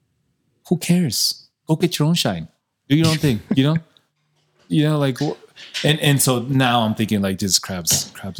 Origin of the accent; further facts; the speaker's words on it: El Paso, Texas, United States; I'm a doctor from El Paso, like, in El Paso